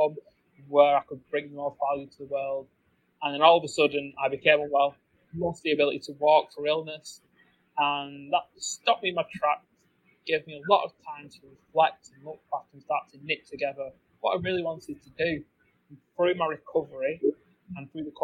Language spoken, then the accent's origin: English; England, United Kingdom; I grew up in England.